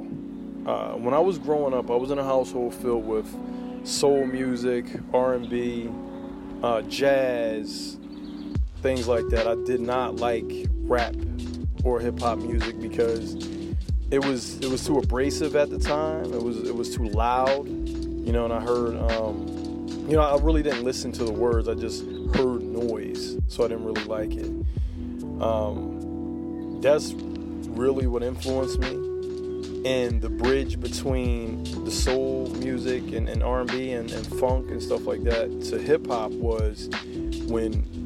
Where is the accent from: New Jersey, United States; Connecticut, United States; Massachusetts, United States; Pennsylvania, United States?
Pennsylvania, United States; Philadelphia; I'm from North Philly. I rep Philly all day long